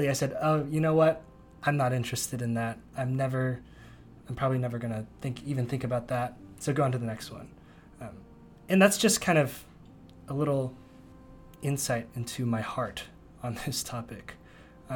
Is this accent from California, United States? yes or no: yes; Bay Area, California, United States; moved away; also born or lived in Princeton, New Jersey; I grew up in the Bay Area